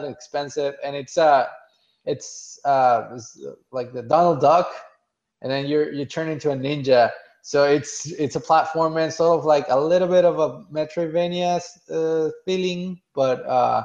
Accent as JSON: {"language": "English", "country": "Mexico", "tie": "born or raised there", "moved": "yes", "lives_now": "United States", "said": "I was born and raised in Mexico"}